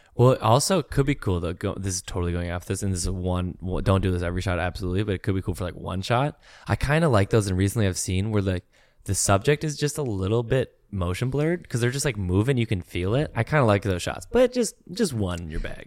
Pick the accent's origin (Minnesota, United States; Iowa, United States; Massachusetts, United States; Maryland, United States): Minnesota, United States; I'm from Minnesota